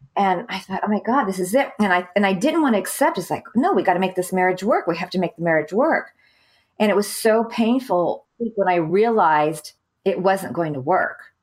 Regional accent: California, United States; moved away as an adult; also born or lived in Saudi Arabia / Beirut, Lebanon; I'm from California

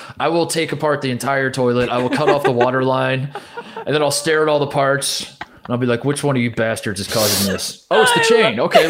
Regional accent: Hendricks County, Indiana, United States; also born or lived in Rochester, Indiana / Logansport, Indiana; I'm from Hendricks County, Indiana.

